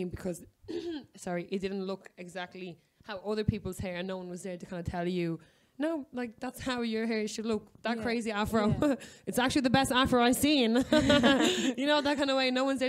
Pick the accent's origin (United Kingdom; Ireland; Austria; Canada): Ireland; I remember, like, being Irish